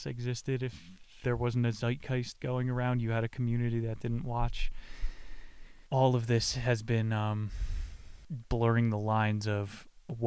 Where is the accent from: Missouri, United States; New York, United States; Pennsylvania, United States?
Pennsylvania, United States; I went to Dorney Park growing up in Pennsylvania